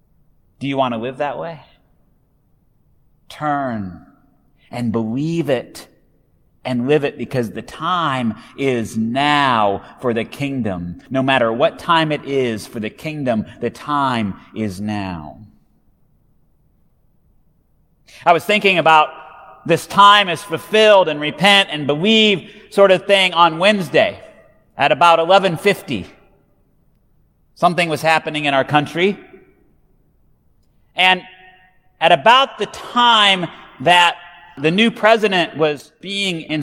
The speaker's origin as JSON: {"language": "English", "town": "Hay Springs", "region": "Nebraska", "country": "United States", "tie": "born or raised there", "said": "my town has two words in its name. Hay Springs"}